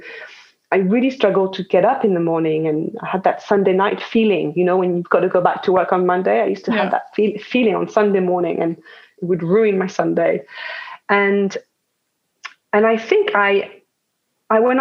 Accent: France; English is a second language; moved away; as you can hear probably, I was born in France

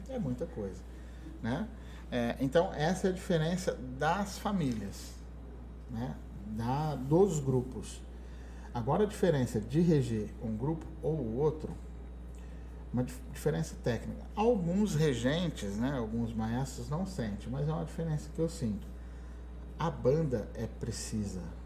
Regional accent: Ribeirão Preto, São Paulo, Brazil; eu era do Brasil, em Ribeirão Preto

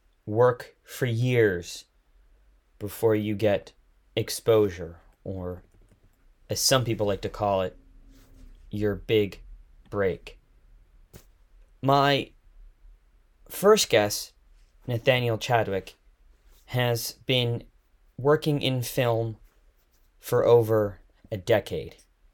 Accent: Victoria, British Columbia, Canada; also born or lived in Toronto; I'm in Victoria right now. Victoria, okay. Yeah, I grew up here, but spent the last 2.5 years in Toronto before I moved back due to COVID

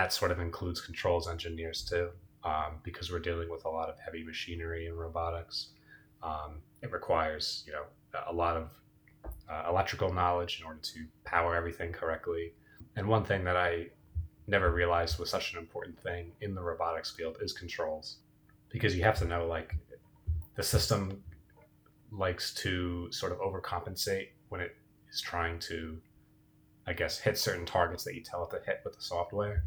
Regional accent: New Jersey, United States; also born or lived in Pittsburgh; born and raised in New Jersey, like Emma

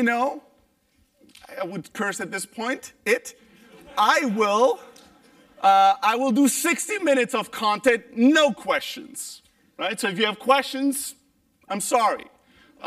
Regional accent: Germany; moved away; also born or lived in Greece; I'm originally Greek, but I grew up in Germany

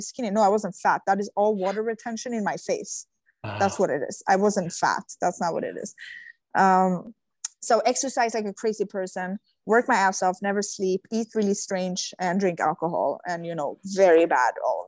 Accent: Sweden; moved away; I come from Sweden

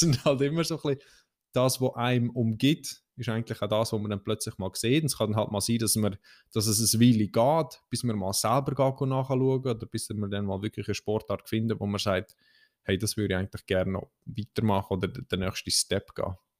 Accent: Central Switzerland, Switzerland; bei uns in der Zentralschweiz

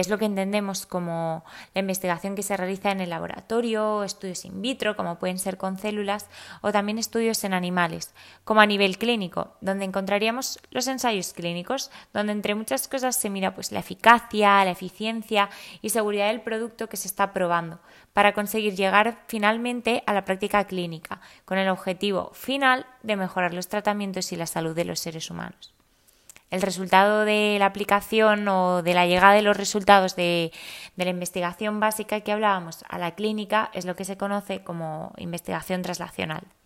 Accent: Valencian Community, Spain; also born or lived in Madrid; soy biotecnóloga valenciana, pero con el corazón dividido entre Madrid y Valencia

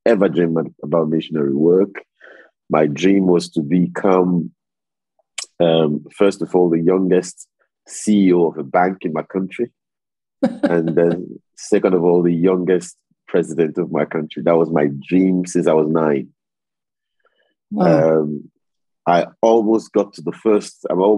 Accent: Lagos, Nigeria; moved away as an adult; also born or lived in Delta State, Nigeria / York, England; I'm originally from the Delta in Nigeria. My state is Delta State, but I was born in Lagos in Nigeria. I went to primary, secondary school, university. I did all my professional training in Lagos

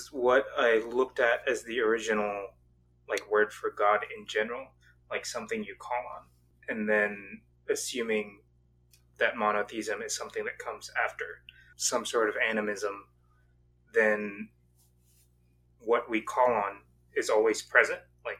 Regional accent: the South, United States; also born or lived in Southeast Asia; now in Dayton, United States; But I live in Dayton, Ohio at the moment. Oh.

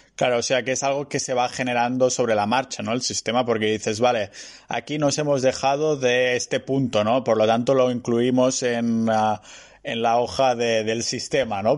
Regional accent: Catalonia, Spain; soy muy catalán

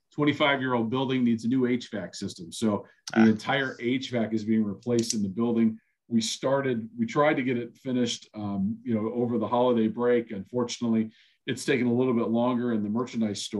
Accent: Akron, Ohio, United States; I'm from Akron. This is, you know, it's a unique opportunity for me as someone that was born and raised in this area

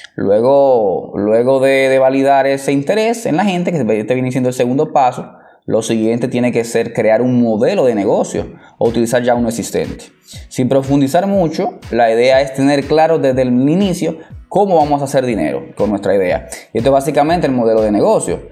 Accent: Dominican Republic; soy dominicano hasta tambora.

